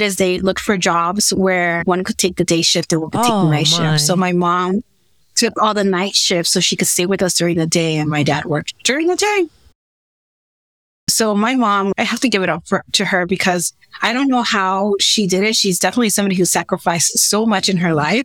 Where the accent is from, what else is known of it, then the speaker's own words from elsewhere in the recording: California, United States; also born or lived in Mexico; I was born in California